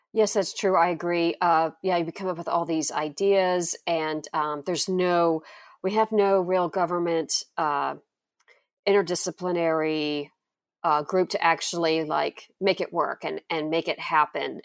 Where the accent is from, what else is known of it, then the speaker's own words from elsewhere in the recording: Florida Panhandle, United States; I grew up in the Florida Panhandle